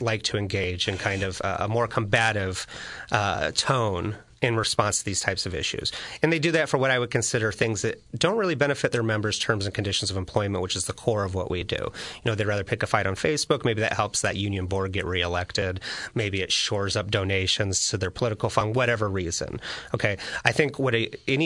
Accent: Springfield, Illinois, United States; I grew up in Springfield, too.

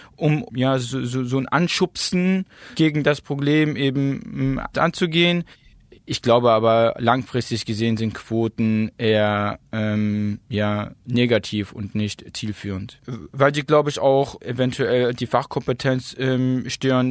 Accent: Plauen, Saxony, Germany; also born or lived in Zakho, Iraq; now in Dresden, Germany; bin geboren in Sacho, das ist eine Stadt im Nordirak, hm, bin aufgewachsen in Plauen

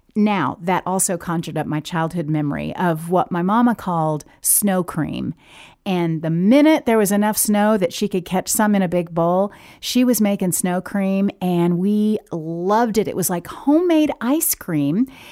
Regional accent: the South, United States; now in Oregon, United States; growing up in the South, it didn't snow every winter

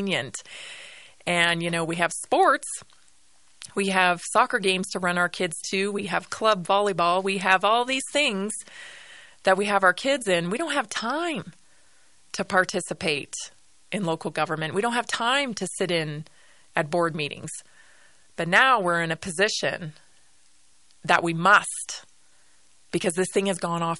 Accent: Canada; also born or lived in northern Colorado; now in Colorado, United States; I'm a Canadian citizen

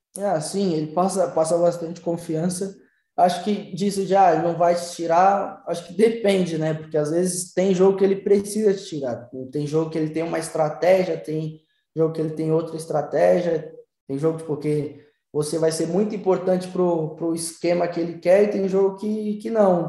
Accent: São Paulo, Brazil; moved away as an adult; also born or lived in Santos; now in Madrid, Spain; eu sou de São Paulo, né? Tipo, não sou de Santos, eu sou de São Paulo

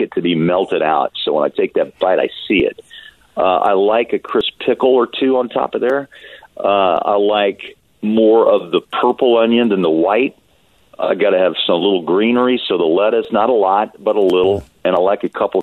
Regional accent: United States; also born or lived in Kansas / Missouri; I grew up in Kansas, as you know, and Missouri

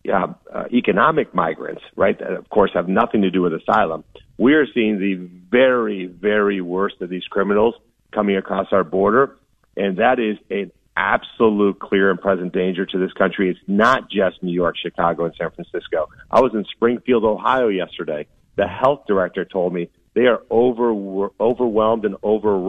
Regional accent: Colombia; now in United States; I was born in Colombia, South America

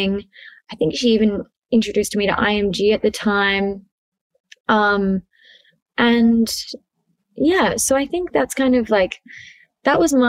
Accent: Sydney, New South Wales, Australia; I grew up in the western suburbs of Sydney. I loved growing up in the West.

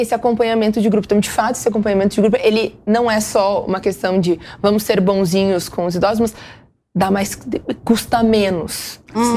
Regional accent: interior of Rio Grande do Sul, Brazil; eu sou do interior do Rio Grande do Sul, né? Eu sou muito do interior.

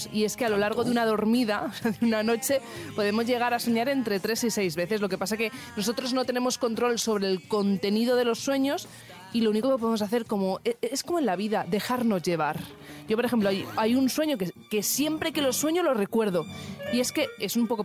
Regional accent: Lisbon, Portugal; Spanish is a second language; ¿Y de qué parte de Portugal? de Lisboa.

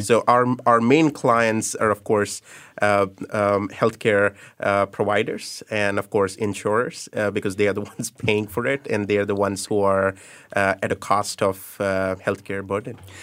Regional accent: India; moved away as an adult; also born or lived in United States; now in Singapore; I was born and raised in India, did my electrical engineering

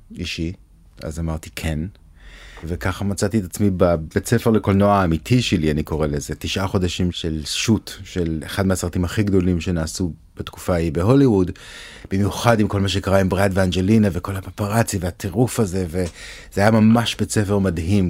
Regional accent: Jerusalem, Jerusalem District, Israel; moved away as an adult; also born or lived in Tel Aviv / Ramat Gan / New York; now in Los Angeles, United States; נולדתי בירושלים, בבית הכרם, גדלתי בגבעה הצרפתית, אחרי הצבא עברתי לתל אביב.

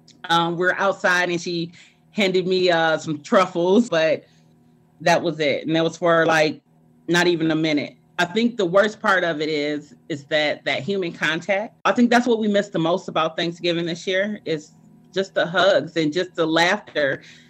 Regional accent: Romulus, Michigan, United States; I'm 41. I'm from Romulus.

